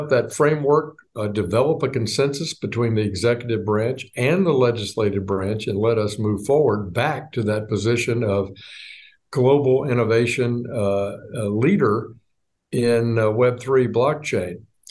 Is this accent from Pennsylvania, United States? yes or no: no; Little Rock, Arkansas, United States; I grew up in Little Rock, Arkansas, and I'm a ninth generation Arkansan